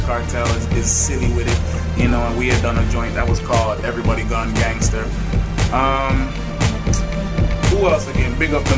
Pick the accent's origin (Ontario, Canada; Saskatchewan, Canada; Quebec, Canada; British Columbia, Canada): Ontario, Canada; Toronto; I was born in Toronto, but I was born to Jamaican parents